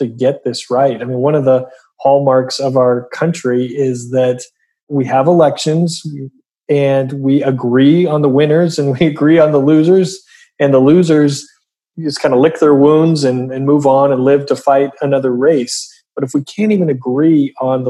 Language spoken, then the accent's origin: English; Oregon, United States; I grew up in Oregon